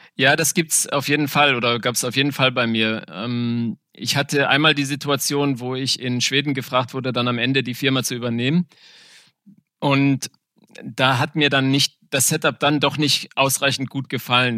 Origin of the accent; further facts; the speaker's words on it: Windhoek, Khomas, Namibia; moved away as an adult; also born or lived in South Africa; now in Germany; Also ich bin in Namibia geboren, aufgewachsen